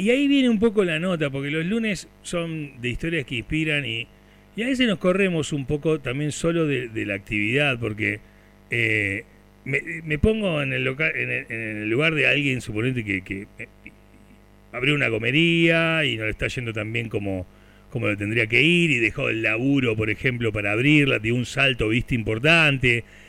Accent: Turdera, Buenos Aires Province, Argentina; yo soy nacido en Turdera

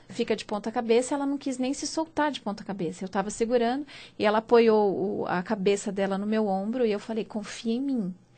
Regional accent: interior of São Paulo, Brazil; now in São Paulo, Brazil; eu sou do interior de São Paulo

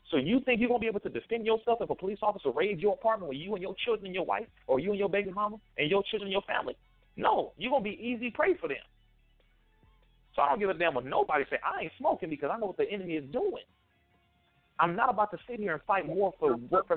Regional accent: Compton, California, United States; I'm from Compton

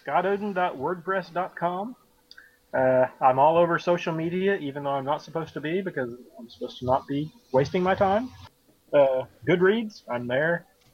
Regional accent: the South, United States; accent: Southern; I can only do Southern because I'm Southern.

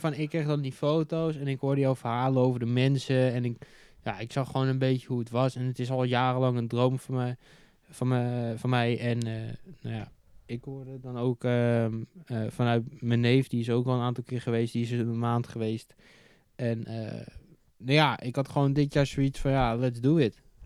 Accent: Netherlands; als Nederlander

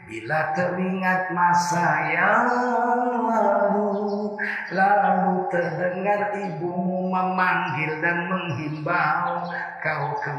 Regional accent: North Sumatra, Indonesia; Rusaknya ini setelah tahun 70-an di negeri saya Sumatera Timur

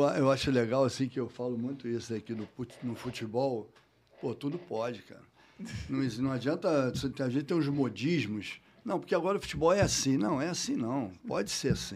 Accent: Rio de Janeiro, Brazil; morei a minha vida toda Botafogo

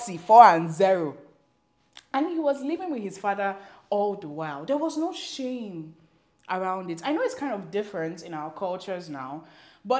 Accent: Nigeria; I'm African, I'm Nigerian

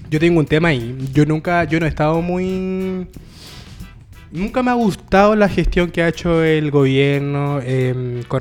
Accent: Chile; y como comunidad lectora la hemos sabido ocupar bien.

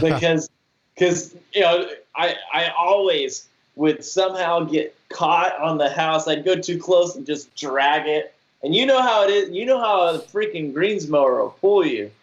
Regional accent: Georgia, United States; moved away as an adult; also born or lived in Utah; now in Florida, United States; I was born and raised in Georgia

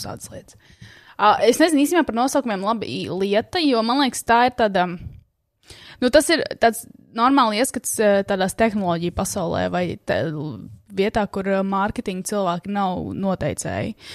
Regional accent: Latvia; mēs esam latvieši

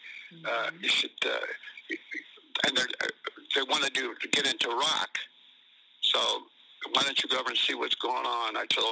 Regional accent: Ireland; now in United States; Then I went to Ireland and went to my hometown, and I spent about a month there. Lived in a barn, and then came back to the States.

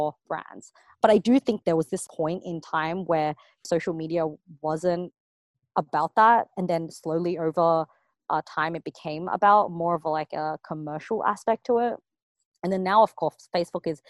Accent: Sydney, New South Wales, Australia; moved away; I grew up in Sydney, Australia

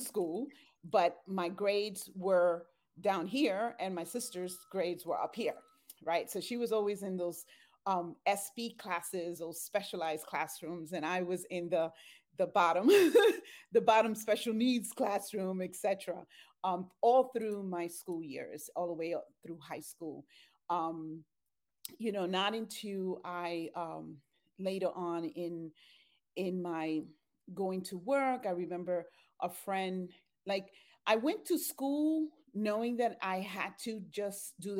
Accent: Bronx, New York, United States; also born or lived in Puerto Rico; I was born in Puerto Rico. I'm a twin. My sister and I and seven other siblings, my sister and I are the youngest. So my mom migrated from Dominican Republic to Puerto Rico with the siblings and then to the Bronx, New York, with eight children and my grandmother.

